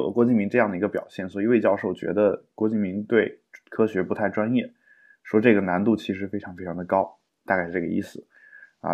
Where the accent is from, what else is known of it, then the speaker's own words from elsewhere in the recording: China; 因为我们中国人很少会出现这种妥协